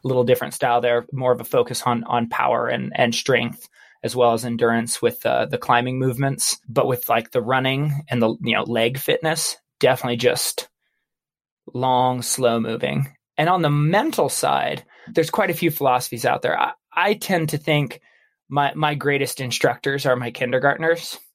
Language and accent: English; Baker City, Oregon, United States; I grew up in Baker City, Oregon